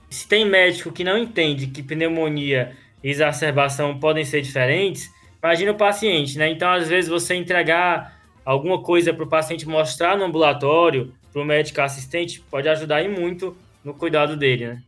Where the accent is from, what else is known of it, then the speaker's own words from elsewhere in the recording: Brazil; Eu sou brasileiro